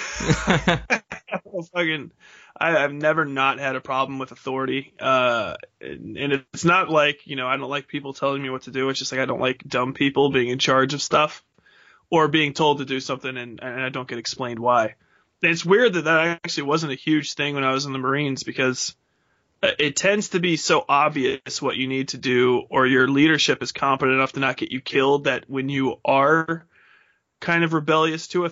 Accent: Cincinnati, Ohio, United States; moved away as an adult; also born or lived in Charleston, West Virginia / Newport News, Virginia; now in Louisville, United States; I grew up Catholic in Cincinnati, Ohio

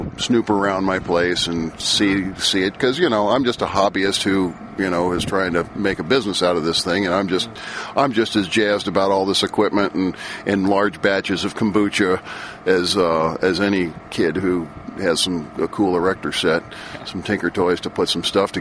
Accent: Louisiana, United States; now in Moss Beach, United States; I'm from Louisiana

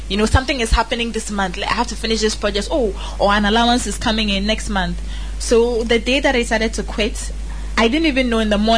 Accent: Ghana; I'm a Ghanaian woman, something that I'm very proud

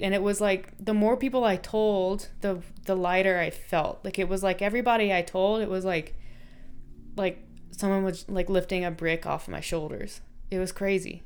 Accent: North Carolina, United States; I grew up in North Carolina.

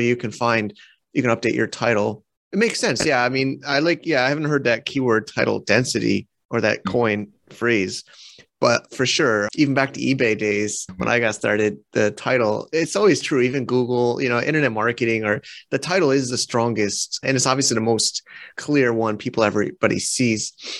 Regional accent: United States; now in China; we're both American

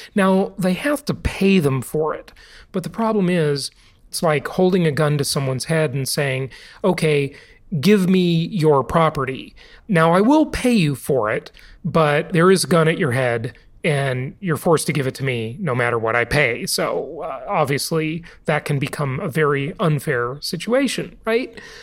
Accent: California, United States; moved away; My home state for the vast majority of my life, the Socialist Republic of California.

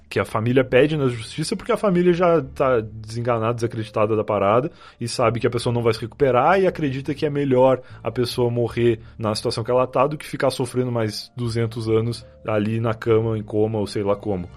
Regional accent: Rio Grande do Sul, Brazil; moved away; eu sou gaúcho. Eu morei muito boa parte da minha vida muito mais próximo do, da capital uruguaia, lá de Montevidéu, do que de Porto Alegre

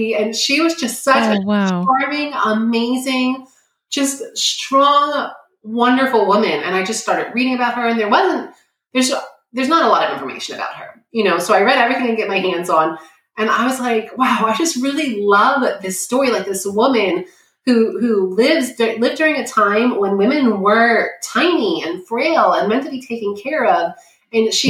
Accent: New York, United States; I'm from New York.

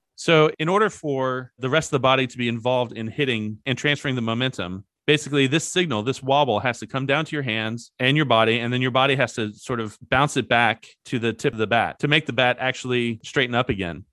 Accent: Kentucky, United States; I grew up in Kentucky

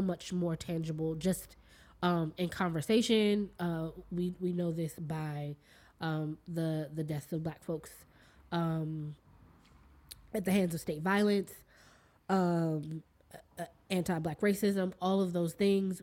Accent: Washington, District of Columbia, United States; I'm from D.C. proper. Proper. I was born and mm-hmm. raised here. Born in Washington Hospital Center

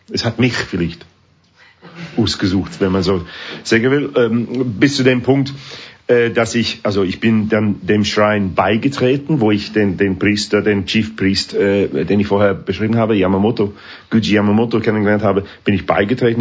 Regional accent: England, United Kingdom; German is a second language; moved away as an adult; also born or lived in Sheffield; now in Switzerland; Musik von meiner Heimat

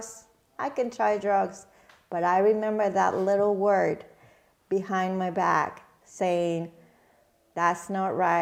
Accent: Mexico; now in Michigan, United States; me growing up in Mexico

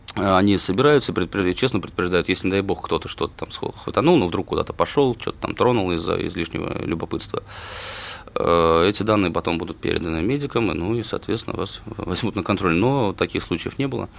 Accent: Saransk, Mordovia, Russia; я родом из Саранска

